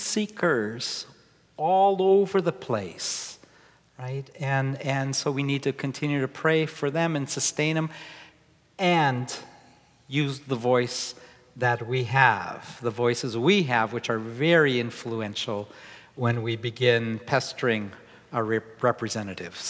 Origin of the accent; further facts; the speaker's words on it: Wisconsin, United States; also born or lived in Chicago; now in Seattle, United States; I grew up in Wisconsin. I spent a lot of time in Chicago.